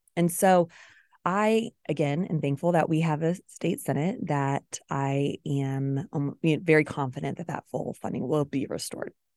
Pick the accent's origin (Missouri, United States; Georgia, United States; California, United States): Missouri, United States; Smithville; I'm from Clay County. I went to Smithville, um, Public Schools, K twelve